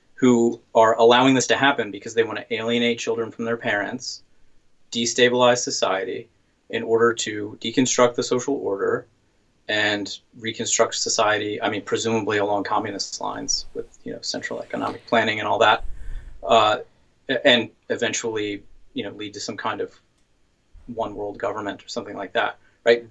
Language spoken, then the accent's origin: English; the South, United States; grew up in the South, as did